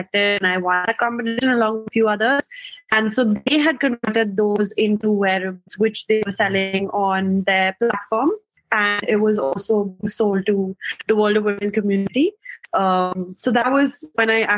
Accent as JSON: {"language": "English", "country": "India", "said": "I'm from India"}